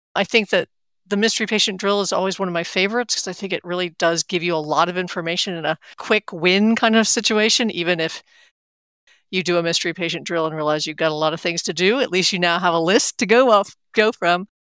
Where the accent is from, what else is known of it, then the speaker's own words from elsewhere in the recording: Atlanta, Georgia, United States; from right here in Atlanta, my hometown